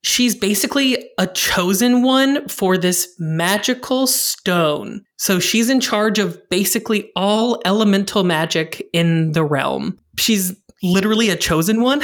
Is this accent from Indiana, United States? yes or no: yes; Indiana, United States; I'm from Indiana